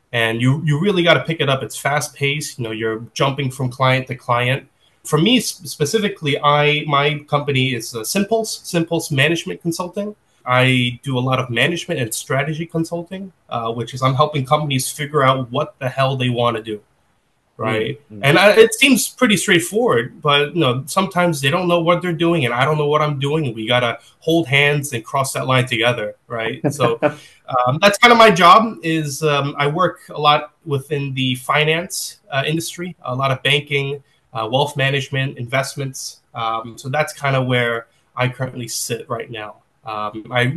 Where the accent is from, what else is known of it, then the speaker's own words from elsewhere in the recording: New York City, New York, United States; born and raised in New York City. Been here all my life, and I'm still here.